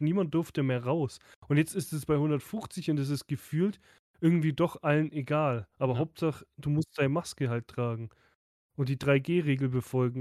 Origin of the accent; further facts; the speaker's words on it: Southern Germany, Germany; Bei uns im Süden